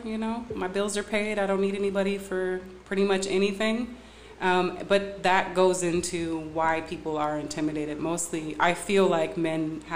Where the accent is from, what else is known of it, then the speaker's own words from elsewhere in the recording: Detroit, Michigan, United States; also born or lived in Hayward, California; now in California, United States; I was born here in Hayward, California, and I was raised in Detroit